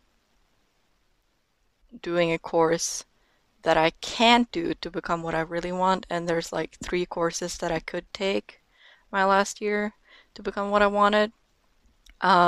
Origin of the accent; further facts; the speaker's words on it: Norway; first language Norwegian; English is a second language; I am 18 years old and I am from Norway